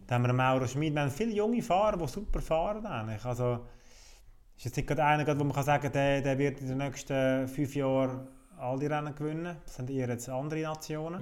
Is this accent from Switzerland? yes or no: yes; Switzerland